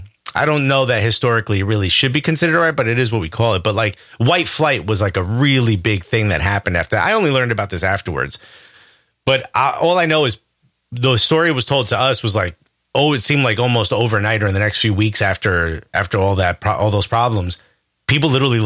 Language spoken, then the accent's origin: English; Newark, New Jersey, United States; Born and raised in Newark. N-O-R-K. I'm from North Newark.